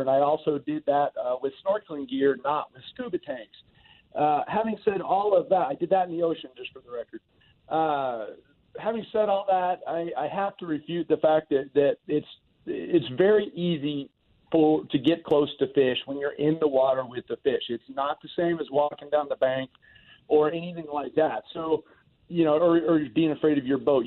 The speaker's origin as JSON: {"language": "English", "region": "Florida", "country": "United States", "tie": "born or raised there", "moved": "yes", "said": "I grew up in Florida"}